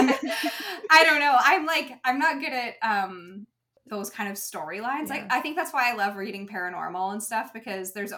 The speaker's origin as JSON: {"language": "English", "country": "Canada", "tie": "born or raised there", "said": "we always had the Canadian Finals rodeo in the city that I grew up"}